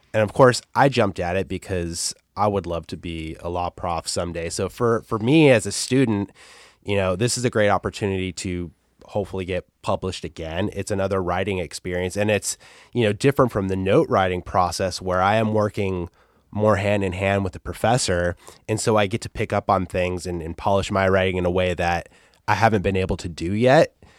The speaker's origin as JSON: {"language": "English", "area": "Antelope Valley", "region": "California", "country": "United States", "tie": "born or raised there", "said": "I grew up in a, in a place called the Antelope Valley, which is just this broad desert."}